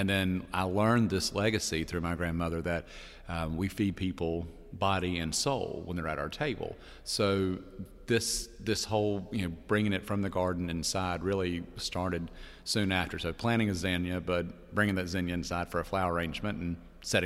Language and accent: English; Perry, Georgia, United States; I'm from Perry. That's Georgia, not Paris